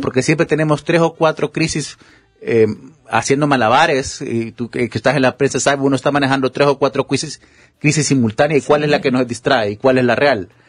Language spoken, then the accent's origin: Spanish; Honduras; moved away as an adult; este es el país que yo amo, este es el país en el que yo nací